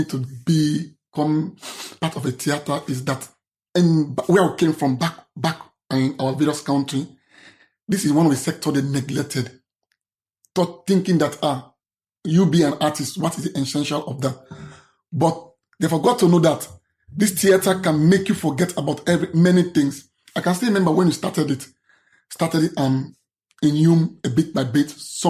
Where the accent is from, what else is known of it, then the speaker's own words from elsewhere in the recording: Sierra Leone; English is a second language; moved away as an adult; I'm an advocate from Sierra Leone, advocate for LGBT and people's disability.